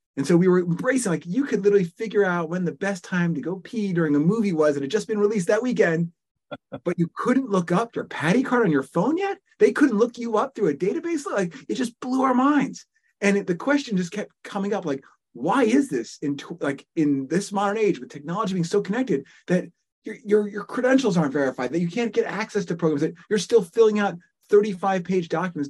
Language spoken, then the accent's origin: English; Richmond, Virginia, United States; born there; also born or lived in New Jersey / Thailand; I was born in Richmond, Virginia, lived in New Jersey, spent a short stint in Southeast Asia living with my parents.